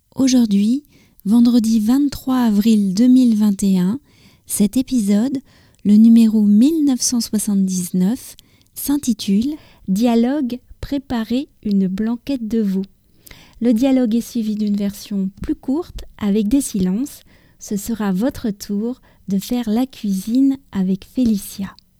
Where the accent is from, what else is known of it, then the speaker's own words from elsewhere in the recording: France; also born or lived in near Paris; je suis française, j'habite près de Paris